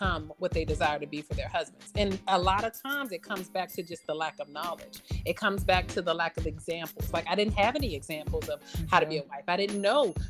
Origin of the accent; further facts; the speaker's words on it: Maryland, United States; I grew up in the DMV. I'm from Maryland.